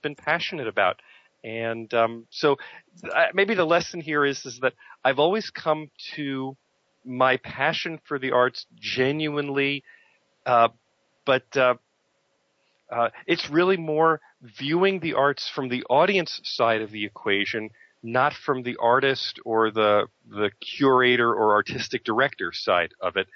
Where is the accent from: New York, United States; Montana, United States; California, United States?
New York, United States; I grew up in New York